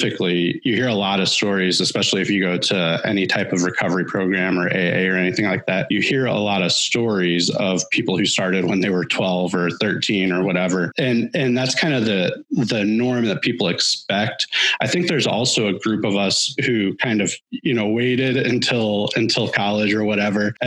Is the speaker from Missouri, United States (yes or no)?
yes; Washington, Missouri, United States; I grew up just outside of St. Louis, small town called Washington, Missouri